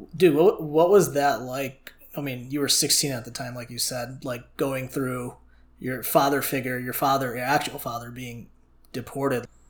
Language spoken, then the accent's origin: English; Chicago, Illinois, United States; I'm from Chicago myself too.